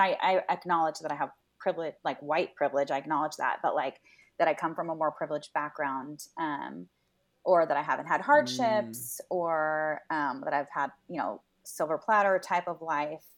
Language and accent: English; Los Angeles, California, United States; I grew up in Venice, so that was our grocery store of choice.